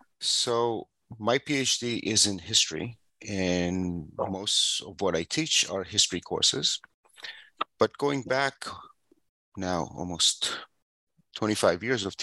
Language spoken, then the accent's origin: English; Israel; I grew up in Israel, and I got my BA from Tel Aviv University.